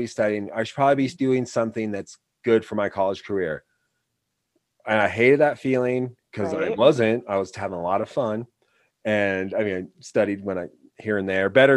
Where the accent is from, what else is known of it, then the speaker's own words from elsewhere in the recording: Wyoming, United States; also born or lived in New York; I was from Wyoming.